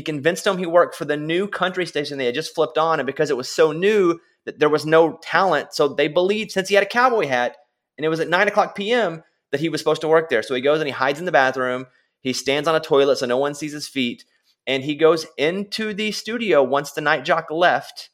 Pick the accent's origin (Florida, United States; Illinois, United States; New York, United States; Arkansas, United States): Arkansas, United States; moved away as an adult; now in Nashville, United States; I grew up in Arkansas in a small rural town